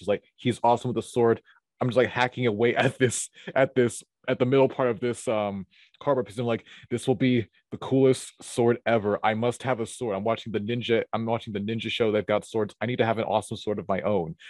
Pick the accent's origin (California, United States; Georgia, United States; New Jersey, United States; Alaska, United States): Georgia, United States; Atlanta; I was born at a very young age in, in Atlanta, Geo, in Atlanta, Georgia. I've lived here all of my life